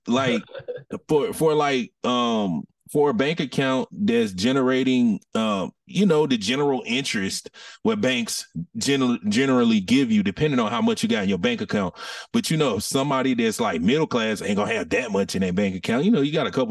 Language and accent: English; Atlanta, Georgia, United States; I'm born and raised from Atlanta